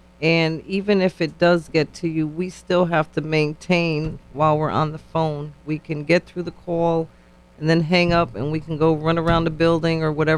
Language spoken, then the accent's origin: English; New Haven, Connecticut, United States; Yes, I'm born and raised in New Haven as well.